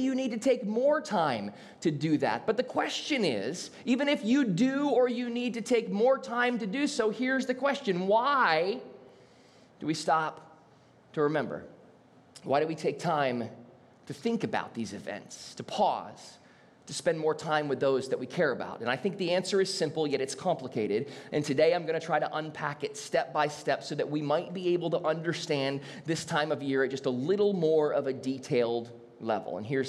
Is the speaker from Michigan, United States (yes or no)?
yes; Southeast Michigan, United States; now in South Florida, United States; we're from Southeast Michigan